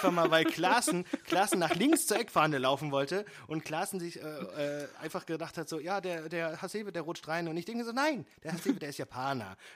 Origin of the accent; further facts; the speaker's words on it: Frankfurt, Hesse, Germany; Selbstkritik gehört ja auch dazu. Dafür sind wir Frankfurter bekannt.